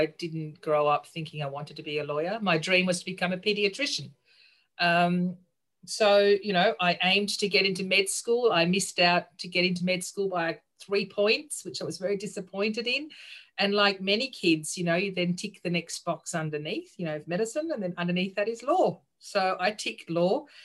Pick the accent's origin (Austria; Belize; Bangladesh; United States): Austria; moved away; also born or lived in Sydney, Australia; I grew up in Sydney, but then spent most of my childhood overseas. So I actually grew up in Austria.